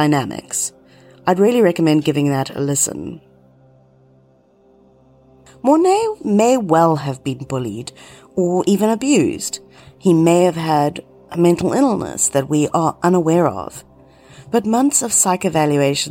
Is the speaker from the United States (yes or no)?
no; South Africa; my hometown was the center of the satanic church in South Africa